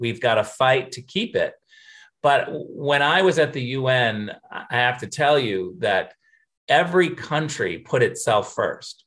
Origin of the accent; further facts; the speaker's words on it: Michigan, United States; also born or lived in California; I was born in Western Michigan, grew up in Michigan, and uh, spent some of my elementary school time in California. My parents kind of moved back and forth between California and Michigan.